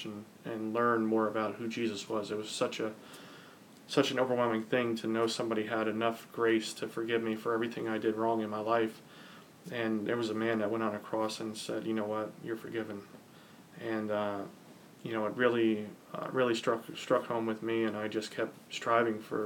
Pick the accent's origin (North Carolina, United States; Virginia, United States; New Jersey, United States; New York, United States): New Jersey, United States; Ocean County; I grew up in Ocean County, New Jersey